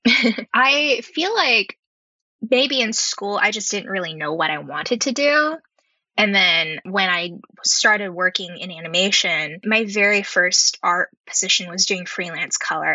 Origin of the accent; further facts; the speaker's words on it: Bay Area, California, United States; I grew up in the Bay Area